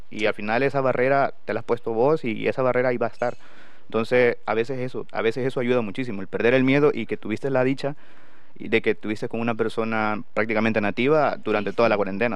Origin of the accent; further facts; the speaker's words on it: San Miguel, El Salvador; moved away as an adult; now in Valladolid, Spain; yo soy originario de San Miguel, el departamento de San Miguel y la ciudad de San Miguel